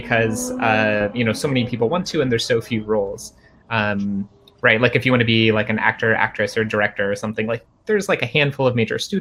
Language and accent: English; Cincinnati, Ohio, United States; moved away; I'm from Cincinnati